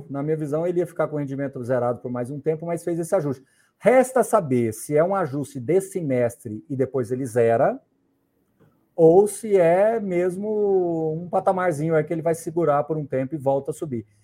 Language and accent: Portuguese; Morrinhos, Goiás, Brazil; born there; você me fez voltar lá em Morrinhos, agora onde eu nasci, viu?